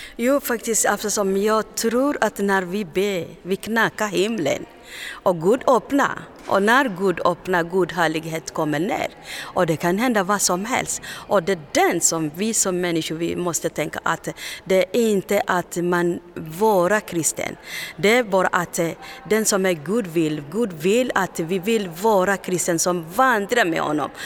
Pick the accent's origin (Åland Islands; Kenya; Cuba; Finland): Kenya; Swedish is a second language; moved away as an adult; also born or lived in Tanzania / Uganda; now in Sweden; jag är kenyan men jag flyr från Kenya, Tanzania